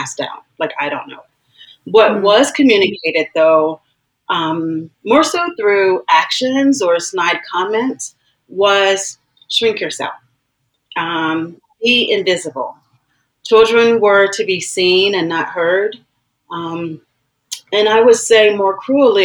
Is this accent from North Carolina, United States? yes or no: yes; rural North Carolina town, United States; moved away; also born or lived in Washington, D.C.; I was born in Washington, D.C., but I actually grew up in, like, from a little girl, as early as five, my earliest remembrance of being in this place, in a deeply segregated, rural North Carolina town